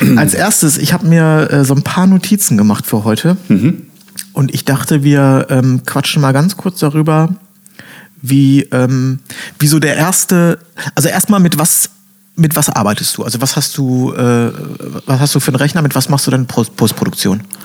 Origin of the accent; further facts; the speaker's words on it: Bielefeld, North Rhine-Westphalia, Germany; moved away; ich komme ja äh, ursprünglich aus Bielefeld